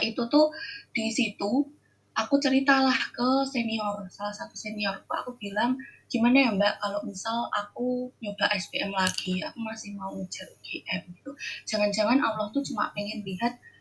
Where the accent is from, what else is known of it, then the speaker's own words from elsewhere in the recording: Java, Indonesia; now in Jember, Indonesia; aku gadis Jawa